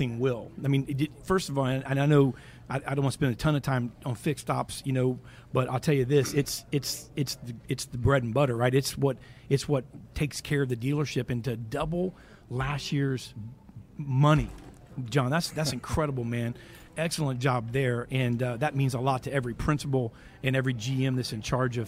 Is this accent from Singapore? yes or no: no; Brandon, Florida, United States; I grew up here in the Tampa Brandon area